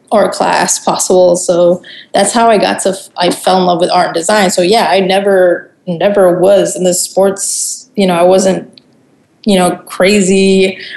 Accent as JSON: {"language": "English", "country": "Germany", "tie": "born or raised there", "also_born_or_lived": "Puerto Rico", "said": "Yeah, I so yeah, I grew up in Germany because my dad uh, my dad joined the army when I was really young. Um, I was born in Puerto Rico, and then we moved real quick to Germany."}